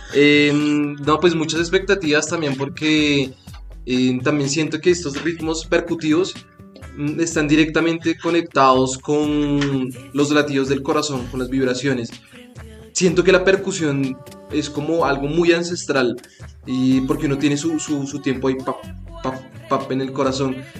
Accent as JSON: {"language": "Spanish", "region": "Bogotá", "country": "Colombia", "tie": "born or raised there", "also_born_or_lived": "Mompox", "said": "yo he vivido casi toda mi vida en Bogotá, pero soy, digamos, oriundo de mi familia, viene de Monpós"}